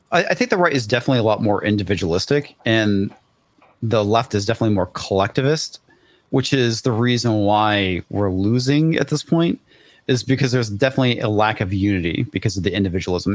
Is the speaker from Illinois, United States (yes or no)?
no; Texas, United States; also born or lived in California; I'm from Texas